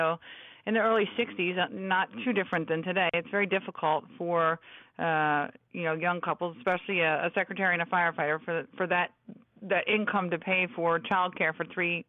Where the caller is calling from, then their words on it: Washington, District of Columbia, United States; I'm calling in from the Washington area. Yes, I am.